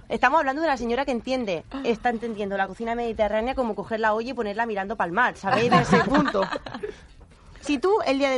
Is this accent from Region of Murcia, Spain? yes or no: yes; Murcia, Region of Murcia, Spain; Catalan is a second language; moved away; de Múrcia i estic aprenent a parlar català.